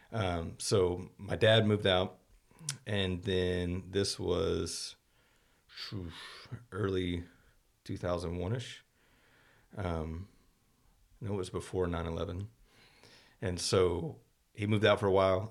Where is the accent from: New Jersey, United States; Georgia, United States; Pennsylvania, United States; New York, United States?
Georgia, United States; Morrow; moved away as an adult; also born or lived in Texas; now in Terrell, United States; grew up in Morrow for the most part, which is about, about as far from Atlanta as we are from Dallas.